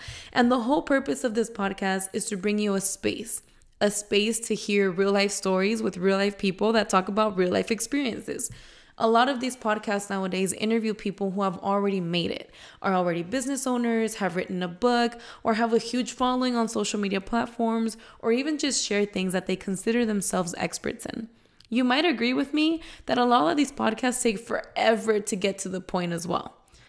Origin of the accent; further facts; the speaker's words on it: San Diego, California, United States; I just turned 25 on March 7th. I am Mexican-American, born and raised in San Diego.